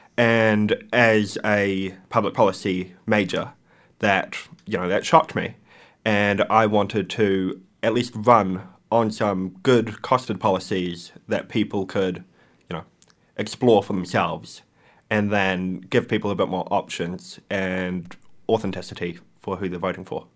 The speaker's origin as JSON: {"language": "English", "region": "Wellington", "country": "New Zealand", "tie": "born or raised there", "said": "I'm a local. I grew up in Thorndon and now I reside in Mount Vic."}